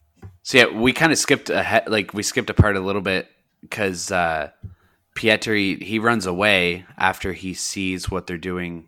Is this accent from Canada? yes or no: yes; Canada; we're from Canada